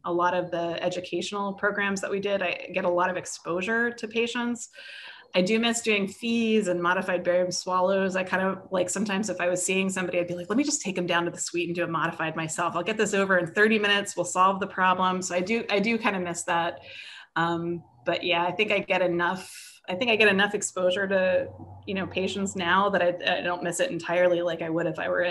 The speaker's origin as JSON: {"language": "English", "country": "United States", "also_born_or_lived": "Pittsburgh", "lives_now": "California, United States", "said": "I'm not bilingual, I'm an American. I only speak one language"}